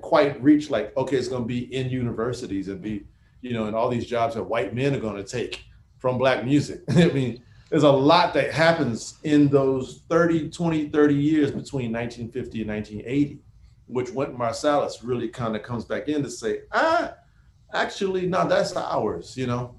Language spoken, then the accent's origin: English; Houston, Texas, United States; I grew up in Houston